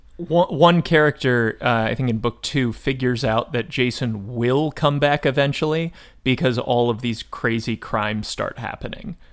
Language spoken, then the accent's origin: English; United States; as an American person who identifies as male and is thirty years old